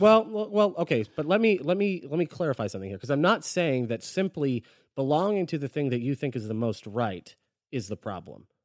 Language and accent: English; Florida, United States; I'm from Florida